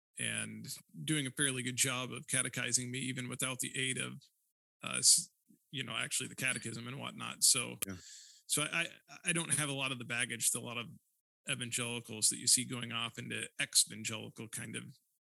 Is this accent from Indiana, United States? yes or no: yes; Northeast Indiana, United States; moved away as an adult; also born or lived in Tucson, Arizona / Vancouver / Chicago; now in Sioux Center, Iowa, United States; I grew up in a small Midwest town, but I did not grow up in the CRC. So I grew up in Northeast Indiana, small rural community there.